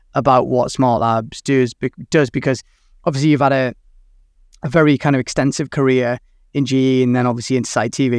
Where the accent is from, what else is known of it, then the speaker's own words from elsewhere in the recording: Newcastle upon Tyne, North East England, United Kingdom; my hometown